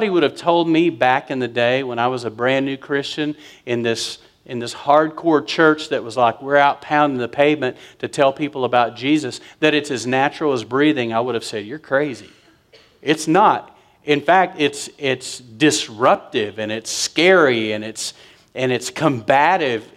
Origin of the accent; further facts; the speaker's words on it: West Texas, United States; I'm from West Texas